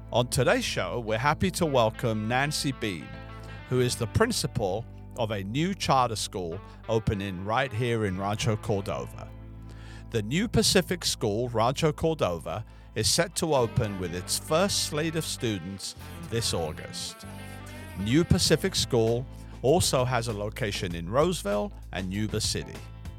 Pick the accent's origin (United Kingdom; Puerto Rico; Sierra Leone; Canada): United Kingdom; England; now in United States; and I'm from England. So when I first came here, I had no clue what a charter school was.